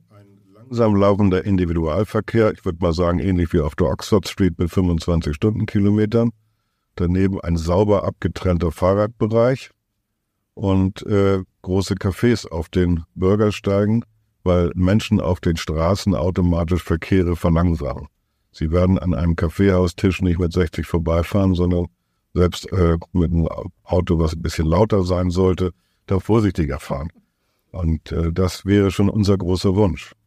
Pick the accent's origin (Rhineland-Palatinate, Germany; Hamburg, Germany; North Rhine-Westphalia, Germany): Hamburg, Germany; unser Selbstverständnis als Hamburger